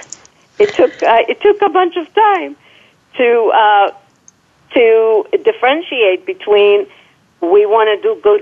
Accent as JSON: {"language": "English", "country": "Israel", "tie": "born or raised there", "moved": "yes", "said": "born and raised in Israel"}